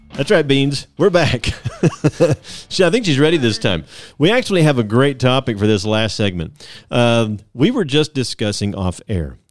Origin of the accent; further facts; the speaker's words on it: Southeast, United States; born and raised in the Southeast